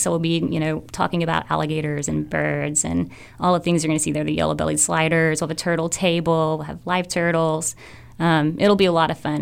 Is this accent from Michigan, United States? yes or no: no; Arkansas, United States; also born or lived in Caribbean; now in Wilmington, United States; originally from Arkansas, spent a lot of time in the Caribbean managing nature parks